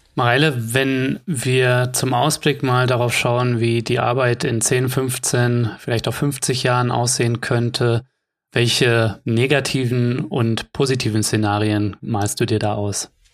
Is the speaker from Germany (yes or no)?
yes; Germany; bei uns in Deutschland